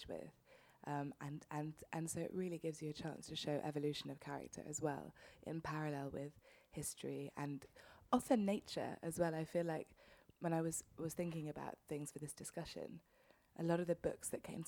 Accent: London, United Kingdom; I grew up in London.

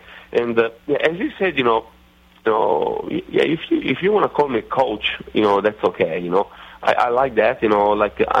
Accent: Italy; accent: Italian redneckish; English is a second language; now in Charlotte, United States; my Italian redneckish accent

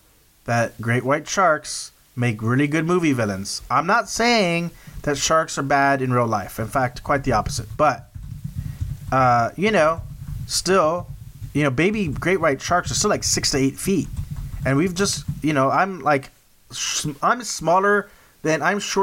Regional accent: South Texas, United States; growing up in South Texas

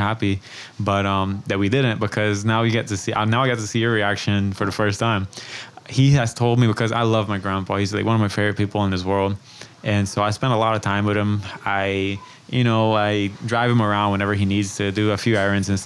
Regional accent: Roatán, Bay Islands, Honduras; I've never actually moved off the island

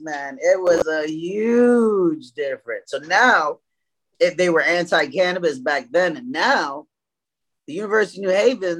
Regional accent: Brooklyn, New York, United States; I was from East New York, Brooklyn. I came up here

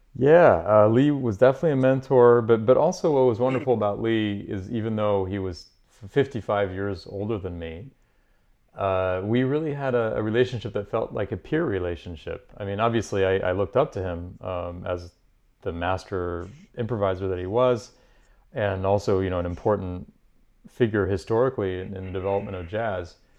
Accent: Paris, Île-de-France, France; moved away as an adult; also born or lived in Edinburgh / Boston; now in New York, United States; growing up in Paris, I went to the conservatory and studied classical music

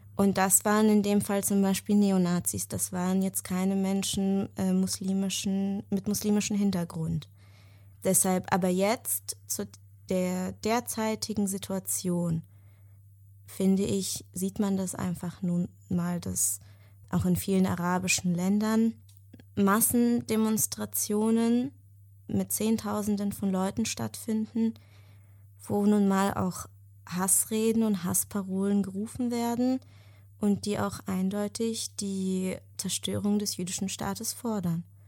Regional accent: Germany; also born or lived in Israel; den größten Teil meines Lebens in Deutschland verbracht, bin hier aufgewachsen

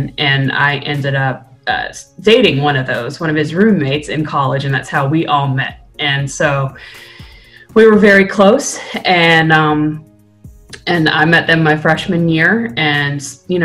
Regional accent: Blacksburg, Virginia, United States; also born or lived in Norfolk, Virginia; Blacksburg, which is where Virginia Tech is my hometown. I moved there when I was a child. So I did middle school, high school, and then undergrad

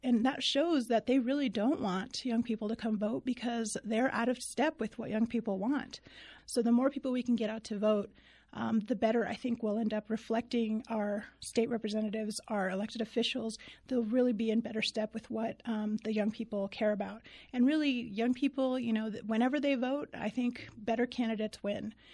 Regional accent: Deming, New Mexico, United States; moved away as an adult; also born or lived in Tucson, Arizona / Los Angeles, California; now in Albuquerque, United States; I'm originally from Deming, New Mexico. So, uh, I was born and raised in the southern part of the state

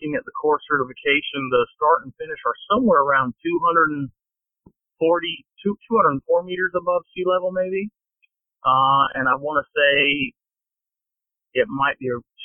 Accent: Kinston, North Carolina, United States; I'm currently only race directing, an half marathon in Kinston in my hometown

